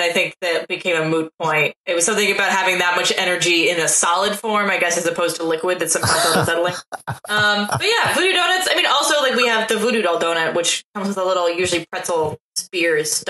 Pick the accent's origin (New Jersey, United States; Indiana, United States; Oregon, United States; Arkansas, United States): Oregon, United States; Portland; I grew up in Portland.